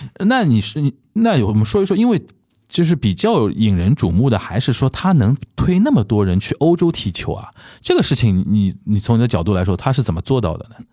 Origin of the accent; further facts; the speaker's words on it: Shanghai, China; 很喜欢小时候看。在上海看申花比赛